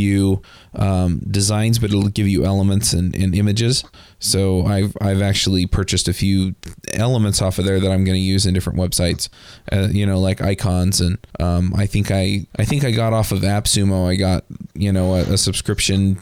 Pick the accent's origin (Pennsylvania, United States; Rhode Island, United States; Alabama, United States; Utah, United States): Utah, United States; I'm from Utah